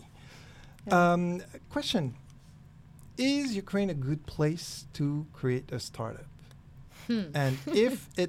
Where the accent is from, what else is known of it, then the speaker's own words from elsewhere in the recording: Cahors, Occitania, France; my hometown from France, Cahors, 12,000 inhabitants, no direct train to anywhere, no airport.